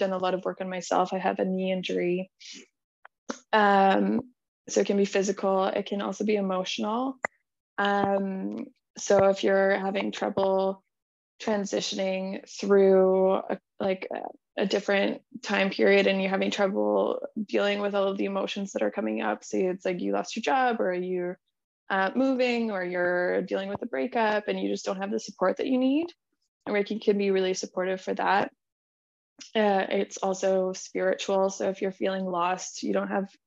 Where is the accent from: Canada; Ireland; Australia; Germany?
Canada; Manitoba; I grew up in Manitoba, in Canada, and I grew up in a very conservative Christian community